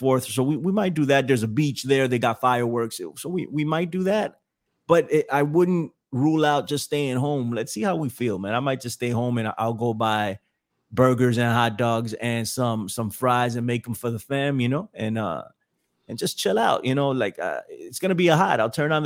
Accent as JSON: {"language": "English", "country": "United States", "said": "I'm an American."}